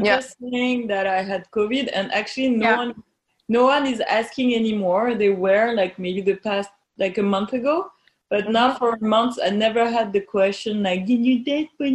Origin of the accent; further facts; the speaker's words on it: Normandy, France; chief infectiologist here in my hometown in Normandy